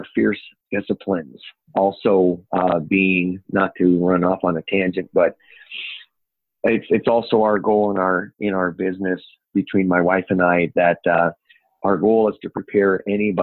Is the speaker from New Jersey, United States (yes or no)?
no; Upper Peninsula of Michigan, United States; accent: Upper Peninsula; now in Safford, United States; I'm a Upere from Upper Michigan originally. And now I'm with my lovely wife and two daughters down in southeastern Arizona.